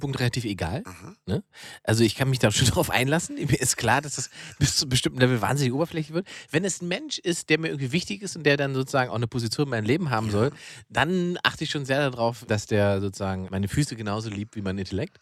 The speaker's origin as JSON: {"language": "German", "region": "Saxony-Anhalt", "country": "Germany", "said": "in Sachsen-Anhalt, da wo ich herkomme"}